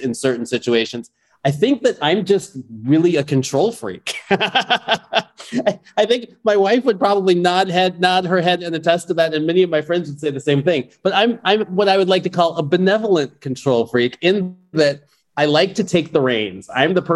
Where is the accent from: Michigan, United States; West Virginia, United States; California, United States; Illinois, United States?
Illinois, United States; Chicago; I grew up in Chicago.